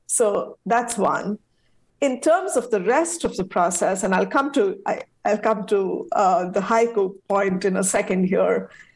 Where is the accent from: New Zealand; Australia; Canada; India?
India; now in United States; my home country, India